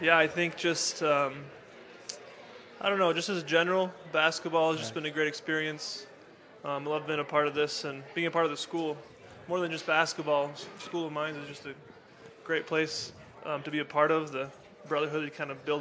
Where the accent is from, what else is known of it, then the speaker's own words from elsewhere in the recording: Utah, United States; moved away; my home state, Westminster